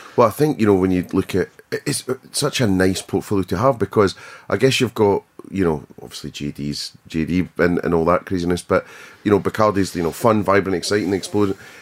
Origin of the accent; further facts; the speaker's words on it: Scotland, United Kingdom; being Scottish